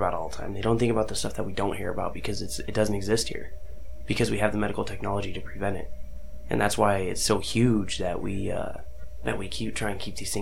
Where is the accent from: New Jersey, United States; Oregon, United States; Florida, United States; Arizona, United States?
Arizona, United States; I grew up in Arizona